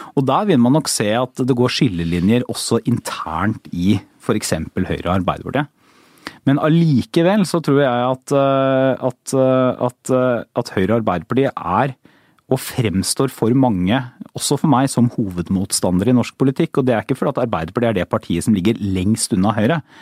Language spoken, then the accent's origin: Norwegian; Porsgrunn, Telemark, Norway; now in Oslo, Norway; jeg er fra Porsgrunn, det er ikke veldig langt fra Oslo til Porsgrunn